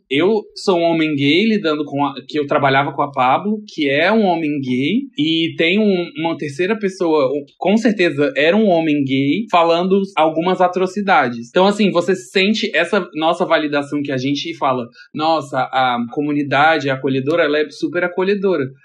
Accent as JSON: {"language": "Portuguese", "town": "Brasília", "region": "Federal District", "country": "Brazil", "tie": "born or raised there", "moved": "as an adult", "lives_now": "São Paulo, Brazil", "said": "sou natural de Brasília, mas eu moro em São Paulo faz uns 7 anos. Vim pra cá pra trabalhar"}